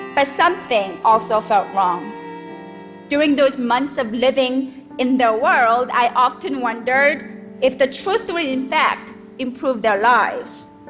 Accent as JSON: {"language": "English", "country": "South Korea", "tie": "born or raised there", "moved": "yes", "lives_now": "United States", "said": "I was born and raised in South Korea"}